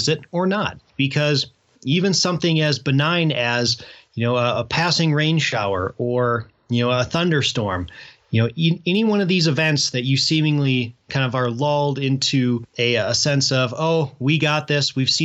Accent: Midwest, United States; now in Colorado, United States; When I was growing up in the Midwest

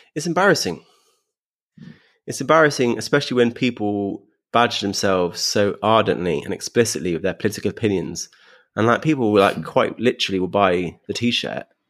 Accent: London, United Kingdom; being a Londoner

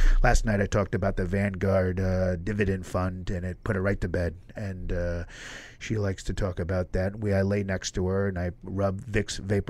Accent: New York City, New York, United States; you're a New Yorker. I'm a New Yorker. I helped build this city, folks.

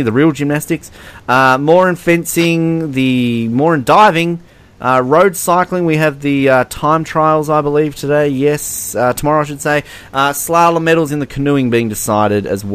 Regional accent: Australia; They hear my accent. Oh, where are you from? And I'm like, Australia.

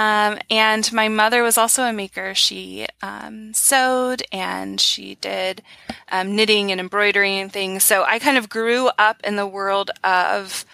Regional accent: Georgia, United States; now in Bellingham, United States; I'm actually from the deep south, so I came out here from Georgia

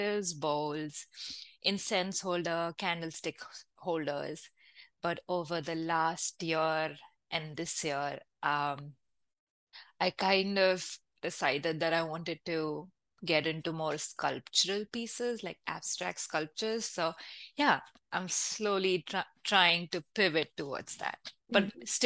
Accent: Mumbai, Maharashtra, India; moved away as an adult; also born or lived in Savannah, Georgia, United States / New Jersey, United States; now in Canada; I was born and brought up in India

